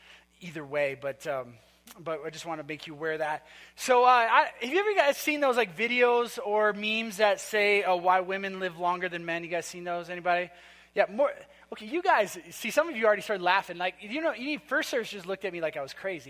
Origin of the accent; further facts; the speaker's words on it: Minnesota, United States; moved away; we were from Minnesota. And so we got married in a tiny little town in Minnesota